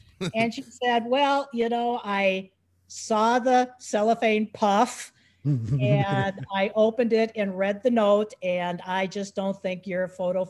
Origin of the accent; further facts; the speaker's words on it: Lakeville, United States; I was born and raised in Lakeville